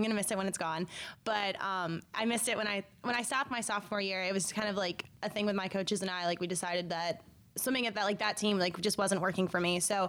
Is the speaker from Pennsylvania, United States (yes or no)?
yes; York, Pennsylvania, United States; also born or lived in Dover, Pennsylvania; I'm actually from York. I live in Dover